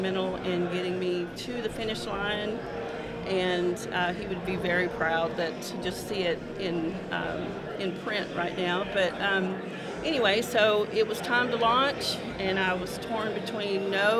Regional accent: North Little Rock, Arkansas, United States; moved away as an adult; I was born and raised in North Little Rock

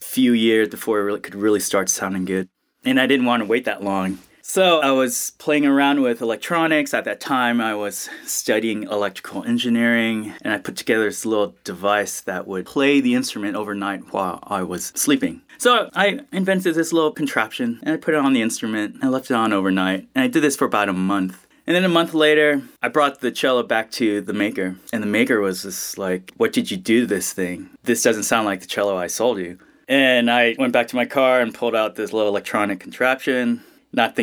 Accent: Jacksonville, Florida, United States; also born or lived in New York City; I'm a Florida boy.

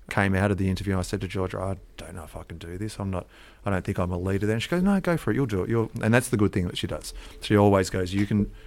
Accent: Australia; I come from Australia

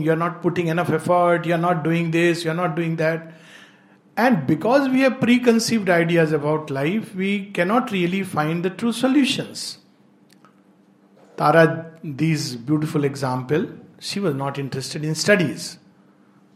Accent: India; I love India and I am deeply Indian in my soul

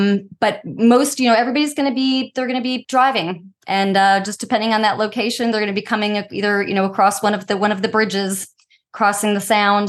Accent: Northern Virginia, United States; moved away as an adult; now in Outer Banks, United States; Yeah, I grew up in Northern Virginia

